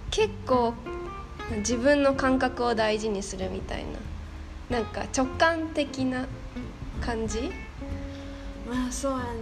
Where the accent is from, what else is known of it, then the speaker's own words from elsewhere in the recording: Fukuoka, Japan; now in Thailand; 私は福岡出身ですうんで2人とも冬生まれ